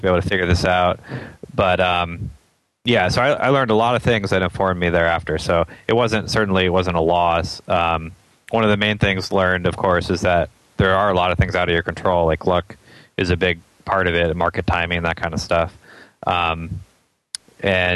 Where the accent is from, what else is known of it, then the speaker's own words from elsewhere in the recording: Atlanta, Georgia, United States; I grew up in East Cobb, and I went to the East Cobb Middle School and then the Walker School for high school.